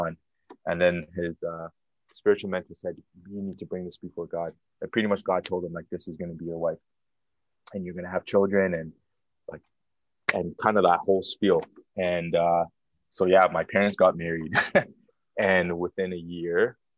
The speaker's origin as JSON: {"language": "English", "town": "Toronto", "region": "Ontario", "country": "Canada", "tie": "born or raised there", "also_born_or_lived": "Burlington, Ontario", "moved": "yes", "said": "I grew up in the Jane and Finch area, more specifically Weston and Finch"}